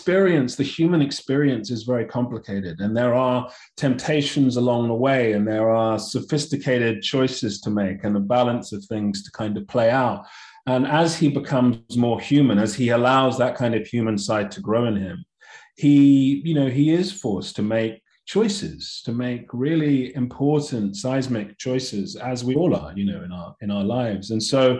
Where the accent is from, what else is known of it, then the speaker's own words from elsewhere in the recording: London, United Kingdom; I was born and raised in London, family of immigrants to the UK from Nigeria.